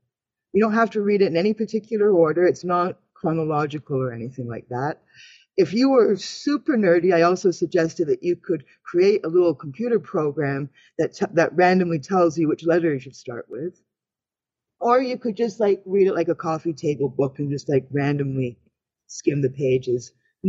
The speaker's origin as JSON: {"language": "English", "country": "Canada", "said": "Because I'm a Canadian woman."}